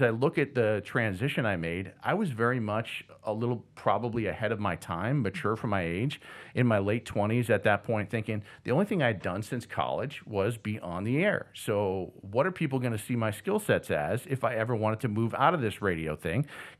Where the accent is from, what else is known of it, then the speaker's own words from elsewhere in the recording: Northeast, United States; growing up in the Northeast, it's all about professional sports.